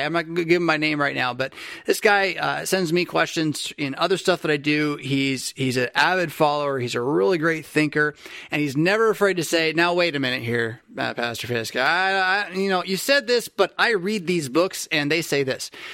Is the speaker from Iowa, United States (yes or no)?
no; San Diego, California, United States; a Californian from San Fran, uh, from San Diego who grew up, or who went to college north of the Bay Area